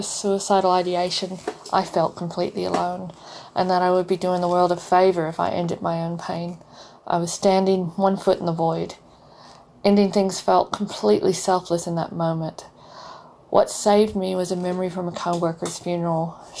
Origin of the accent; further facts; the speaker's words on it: Texas, United States; now in Perth, Australia; I'm originally from Texas, but I live now in Perth, Australia.